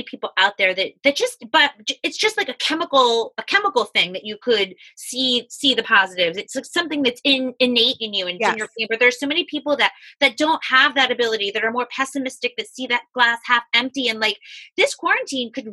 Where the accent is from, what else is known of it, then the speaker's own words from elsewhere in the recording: Florida, United States; now in New York, United States; I grew up in Florida